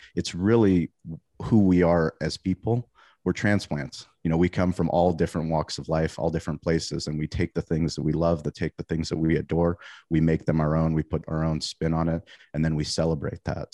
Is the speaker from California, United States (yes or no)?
yes; San Diego, California, United States; I grew up in La Jolla